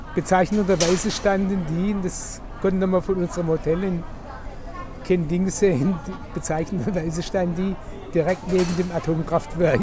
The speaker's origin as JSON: {"language": "German", "country": "Germany", "said": "bei uns in Deutschland"}